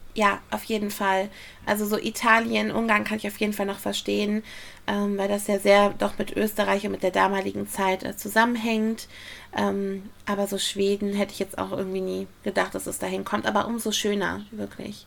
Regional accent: Essen, North Rhine-Westphalia, Germany; in meiner Heimatstadt Essen

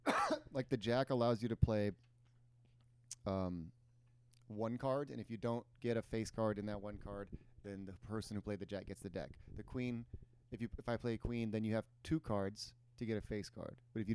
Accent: Midwest, United States; moved away as an adult; now in Los Angeles, United States; being a Midwesterner coming here.

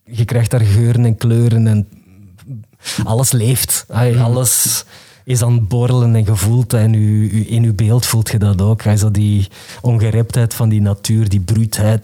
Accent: the Kempen, Flanders, Belgium; ik ben van de Kempen.

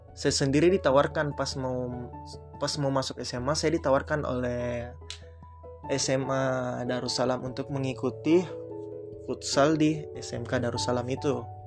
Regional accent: Makassar, South Sulawesi, Indonesia; di kota saya, di Makassar

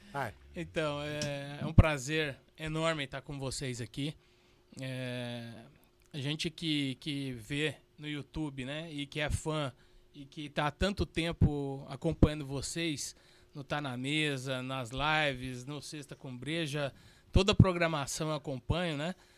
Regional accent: São Paulo, Brazil; moved away as an adult; now in Santa Catarina, Brazil; Eu que sou paulista

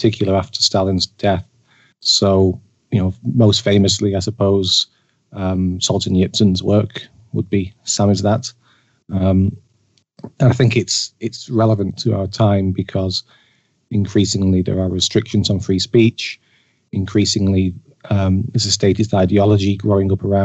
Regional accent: Manchester, North West England, United Kingdom; moved away; I'm from Manchester originally.

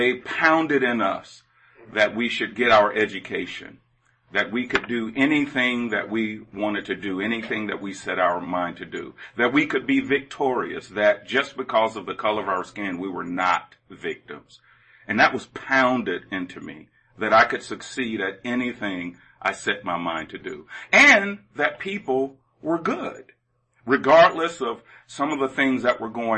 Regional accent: Atlanta, Georgia, United States; moved away as an adult; also born or lived in Knoxville, Tennessee; I grew up in Atlanta, Georgia, in the inner city of Atlanta.

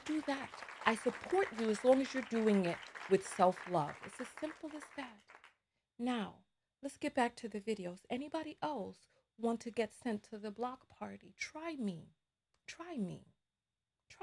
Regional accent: New York City, New York, United States; I'm from the Bronx

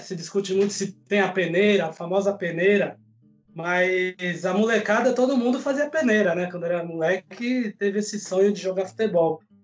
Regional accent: São Paulo, Brazil; sou daqui de São Paulo também

